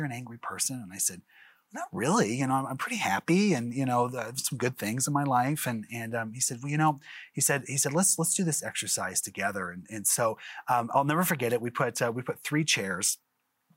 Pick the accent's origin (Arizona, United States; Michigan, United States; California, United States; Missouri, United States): Missouri, United States; Springfield; I'm from Springfield, Missouri, and I'm actually a broadcaster out there